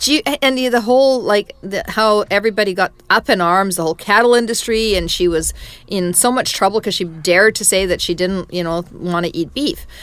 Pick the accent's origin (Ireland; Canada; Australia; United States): Canada; as a Canadian, we have such deep expertise in growing pulse